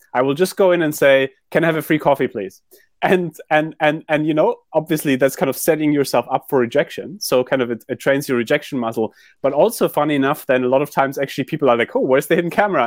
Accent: Germany; moved away; also born or lived in London / New York; I grew up in Germany

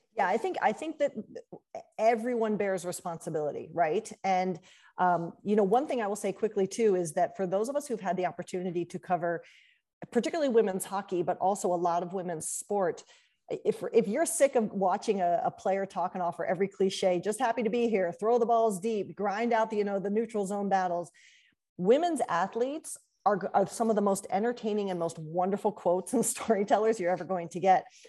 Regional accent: Columbus, Ohio, United States; I grew up in Columbus

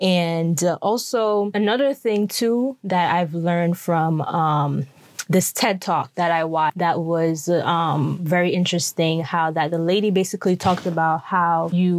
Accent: Jamaica; No, I'm Jamaican. We drink tea.

